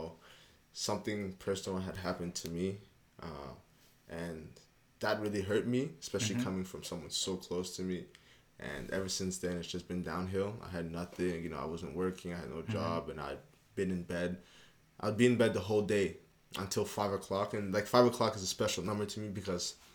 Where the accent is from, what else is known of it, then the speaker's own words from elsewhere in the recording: Montreal, Quebec, Canada; moved away; also born or lived in Bulawayo, Zimbabwe; I grew up in Montreal, you know, good 12 years